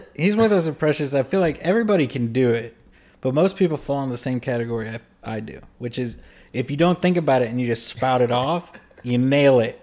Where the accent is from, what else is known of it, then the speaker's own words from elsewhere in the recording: Louisiana, United States; I grew up in Louisiana around a lot of people that were white.